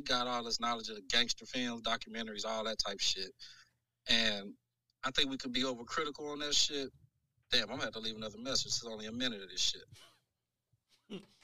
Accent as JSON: {"language": "English", "town": "Dayton", "region": "Ohio", "country": "United States", "said": "I'm from Dayton, Ohio"}